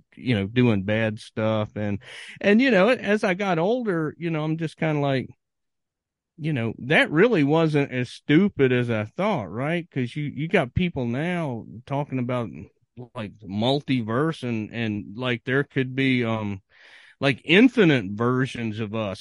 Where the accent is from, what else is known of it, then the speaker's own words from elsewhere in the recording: Virginia, United States; growing up in Virginia